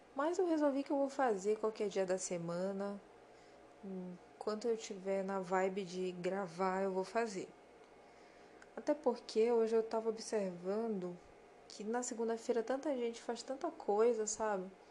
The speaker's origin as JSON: {"language": "Portuguese", "country": "Brazil", "said": "Os brasileiros eu tô me incluindo porque eu sou brasileira também"}